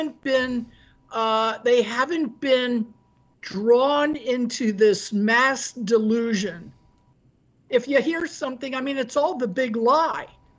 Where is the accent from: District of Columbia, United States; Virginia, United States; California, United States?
District of Columbia, United States; Washington; now in Florida, United States; I grew up in Washington, D.C.